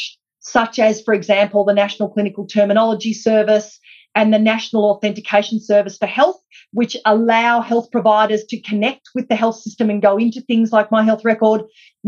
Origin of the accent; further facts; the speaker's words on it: Australia; us as Australian healthcare consumers